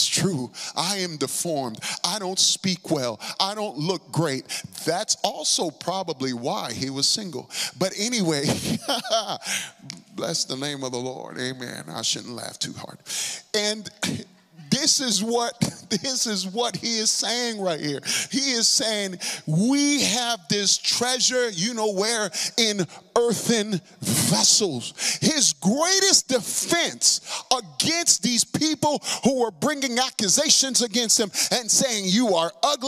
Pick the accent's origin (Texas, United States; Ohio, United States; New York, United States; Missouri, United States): New York, United States; New York City; I'm from the Bronx